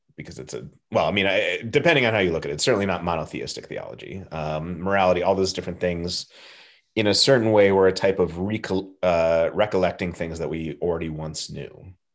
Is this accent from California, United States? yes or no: yes; Southern California, United States; I grew up in Southern California.